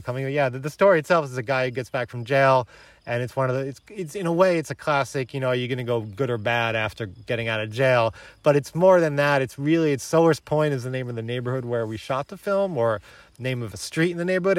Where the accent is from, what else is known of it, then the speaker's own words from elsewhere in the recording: New York City, New York, United States; moved away as an adult; also born or lived in Bronx / Baltimore; now in Paris, France; I'm a New Yorker. I grew up with Trump. I'm from Queens.